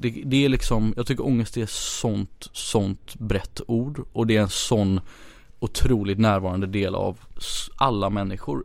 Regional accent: Gothenburg, Västra Götaland, Sweden; moved away as an adult; also born or lived in Ghana / India; now in Stockholm, Sweden; jag är uppvuxen i, i Göteborg

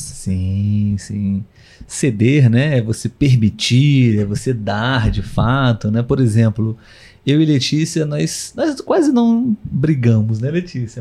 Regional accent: Brazil; nós somos brasileiros

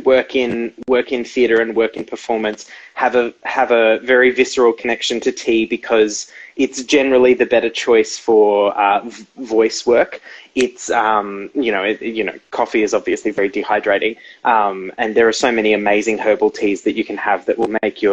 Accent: Gold Coast, Queensland, Australia; also born or lived in Melbourne; we moved to the Gold Coast when I was like one. So I was this sort of white Anglo, but also super wog kid growing up on the Gold Coast

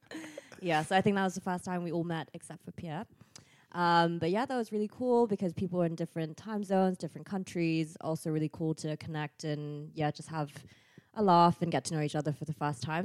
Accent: Bangkok, Thailand; moved away as an adult; now in Nuremberg, Germany; I'm from Bangkok, but have been living in this metropolitan city of Nuremberg for four years

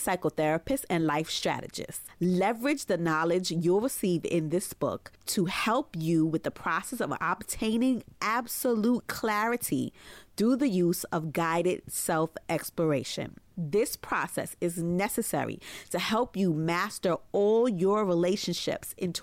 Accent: Brooklyn, New York, United States; born or raised there

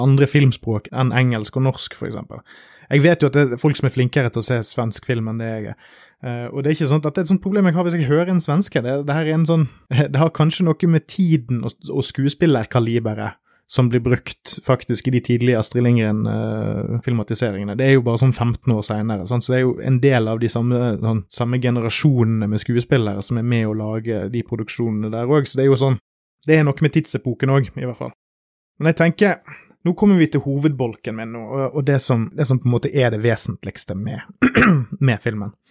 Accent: Norway; en nordmann med litt sånn begrenset svenskkulturell kontakt

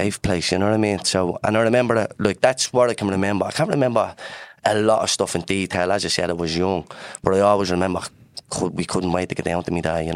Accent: Dublin, Leinster, Ireland; I'm from Dublin's north inner city. I'm from Dars Estuary Flats. And my earliest memories growing up in the flats was like very positive.

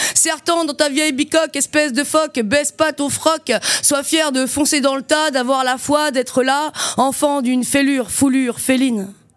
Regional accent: Saint-Nazaire, Pays de la Loire, France; also born or lived in Brittany / Nantes / Quimper; now in Montreuil, France; je suis née à Saint-Nazaire dans le 44 en Loire-Atlantique, sur l'estuaire

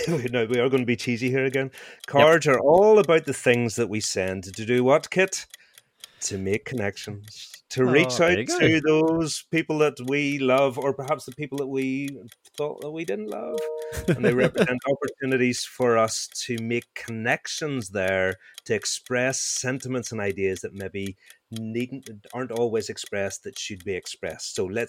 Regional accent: Northern Ireland, United Kingdom; accent: Northern Irish; I feel like I should potentially lean into my Northern Irish accent here

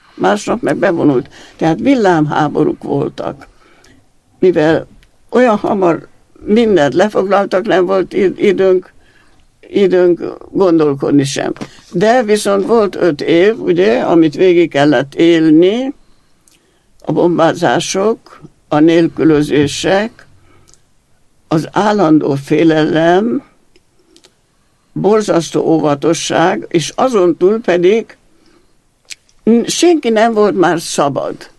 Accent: Regat, Romania; first language Hungarian; also born or lived in Transylvania; now in Érd, Hungary; 21-ben születtem, 24-ben Erdőből bekerültünk a regátba, egy egész új környezetben, és mint magyar nem tudtam a nyelvet

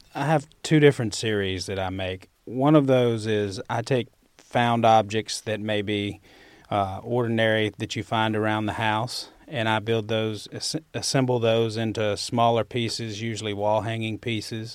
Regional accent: Winona, Mississippi, United States; accent: Southern; moved away as an adult; also born or lived in Oxford, Mississippi; I grew up in Winona, Mississippi

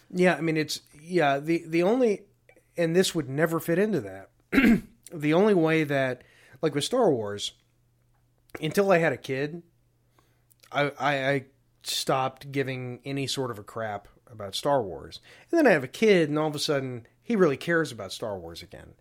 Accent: Deep South, United States; I grew up in the Deep South

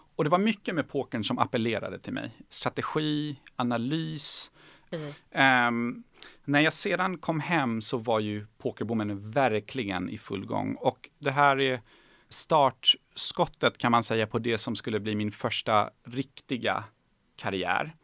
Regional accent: Bjuv, Skåne, Sweden; also born or lived in Tehran, Iran / Kalmar; när jag var fem så eh, landade vi i Helsingborg. Mm. Eh, i en väldigt liten ort som heter Bjuv

